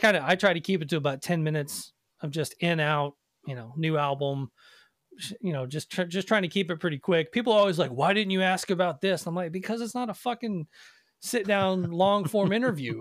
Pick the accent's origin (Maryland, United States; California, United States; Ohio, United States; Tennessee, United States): Tennessee, United States; Nashville; I grew up in Nashville